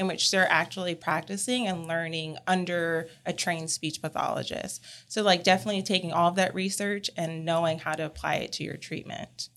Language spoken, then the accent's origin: English; California, United States; now in Columbia, United States; I'm originally from California